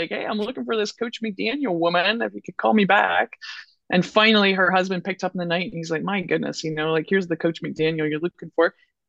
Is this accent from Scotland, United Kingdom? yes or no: yes; Scotland, United Kingdom; And when you're Scottish, we all know how we like the green dollar.